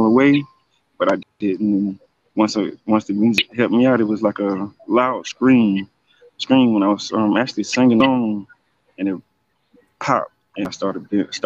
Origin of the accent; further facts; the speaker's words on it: Leesburg, Florida, United States; also born or lived in Georgia, United States; in Central Florida. That's Lake County, like And I'm from Georgia. I was born there in 1980. And I moved here in 87